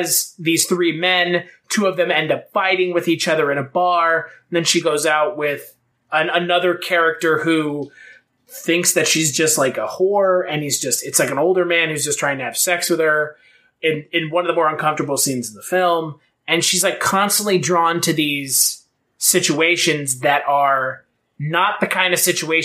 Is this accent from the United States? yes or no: yes; United States; we're American